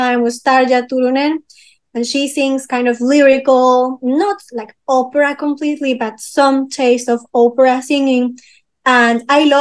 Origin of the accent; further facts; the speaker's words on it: Peru; English is a second language; So I was born in Peru. I am half French, half Peruvian, actually. And in Peru, one good thing that we have in a school